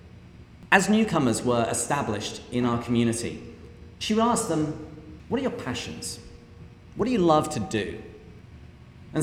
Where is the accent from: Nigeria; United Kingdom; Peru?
United Kingdom; England; moved away as an adult; now in United States; I grew up in England, where I had a fairly typical upbringing.